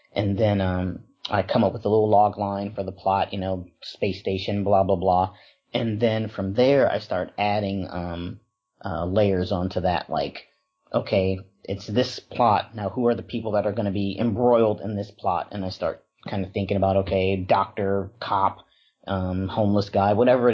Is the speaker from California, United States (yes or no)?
no; Wisconsin, United States; now in Los Angeles, United States; growing up in Wisconsin, it was primarily black, white, and Puerto Rican. So it wasn't actually until I moved out to Los Angeles